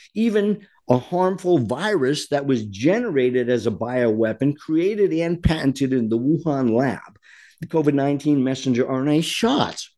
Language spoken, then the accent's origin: English; Rhode Island, United States; I am from Rhode Island, born and raised